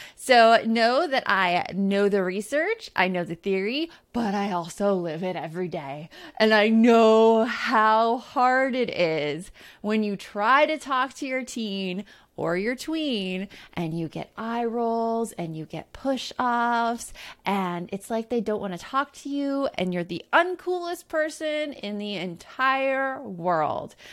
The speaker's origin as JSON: {"language": "English", "town": "Tucson", "region": "Arizona", "country": "United States", "tie": "born or raised there", "said": "growing up in Tucson, Arizona."}